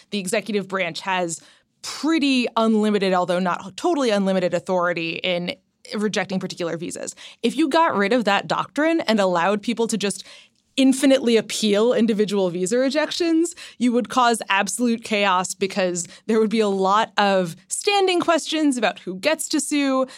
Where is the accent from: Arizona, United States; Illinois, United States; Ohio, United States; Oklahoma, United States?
Ohio, United States; moved away; I grew up in Ohio, but my parents are both New Yorkers to a certain extent.